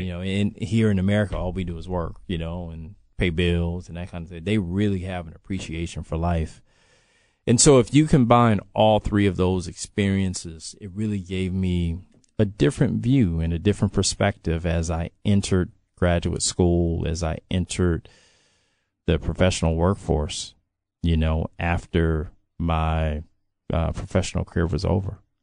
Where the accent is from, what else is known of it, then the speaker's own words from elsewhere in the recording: Los Angeles, California, United States; moved away; I can speak to what it was when I was growing up there.